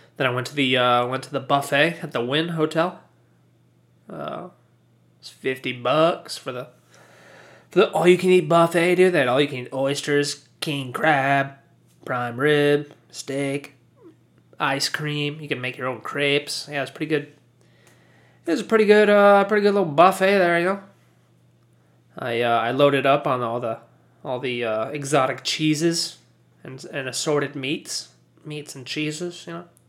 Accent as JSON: {"language": "English", "country": "United States", "said": "I'm American"}